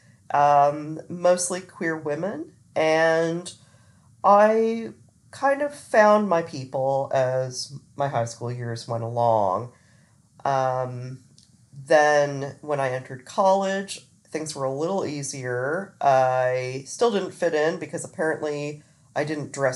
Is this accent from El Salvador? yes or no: no; Olathe, Kansas, United States; also born or lived in Florida; I grew up mostly in Olathe, Kansas